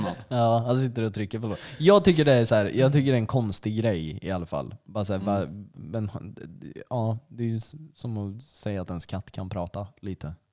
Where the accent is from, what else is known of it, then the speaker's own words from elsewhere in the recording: Flen, Södermanland, Sweden; jag är från Flen, Utterför, Halmsnäs